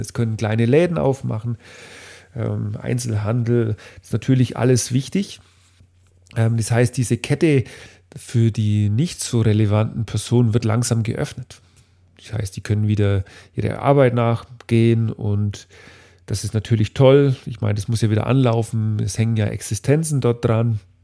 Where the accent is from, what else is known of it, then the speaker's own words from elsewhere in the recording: Dinkelsbühl, Bavaria, Germany; in Dinkelsbühl, meinem Heimatort